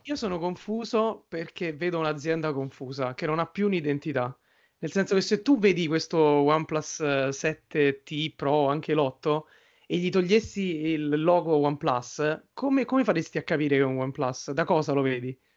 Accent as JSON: {"language": "Italian", "town": "Rome", "region": "Lazio", "country": "Italy", "said": "io e Giorgio siamo di Roma"}